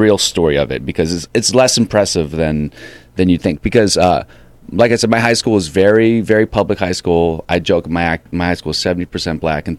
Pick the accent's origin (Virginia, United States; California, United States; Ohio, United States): Virginia, United States; Alexandria; I'm from Alexandria, Virginia.